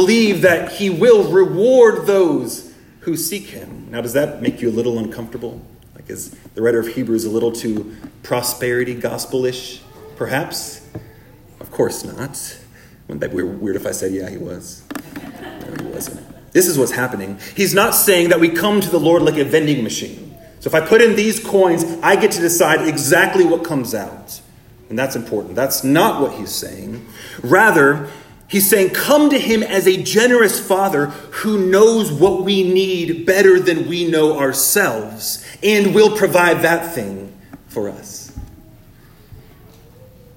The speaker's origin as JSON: {"language": "English", "country": "United States", "said": "as modern American Christians"}